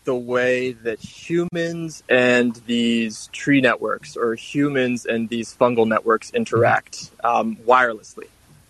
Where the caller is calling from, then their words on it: Trenton, New Jersey, United States; from Trenton.